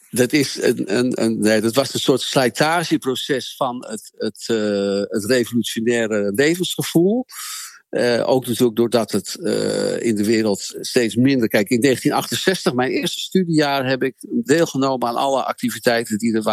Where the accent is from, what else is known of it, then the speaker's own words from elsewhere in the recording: Amsterdam, North Holland, Netherlands; Nou, ik kwam uit Amsterdam in Groningen wonen